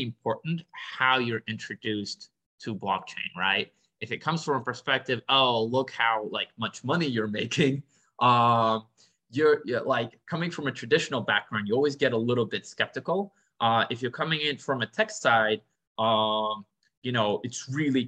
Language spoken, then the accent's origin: English; Boston, Massachusetts, United States; also born or lived in Minsk, Belarus; I grew up in Boston, but I was born in Belarus, in Eastern Europe, in Minsk. I, you know, immigrated when I was my family immigrated when I was 9. So I grew up in Boston